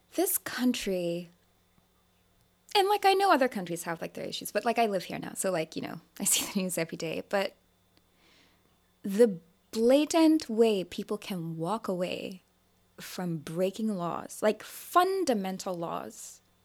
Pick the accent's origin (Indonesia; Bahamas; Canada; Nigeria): Nigeria; I'm Nigerian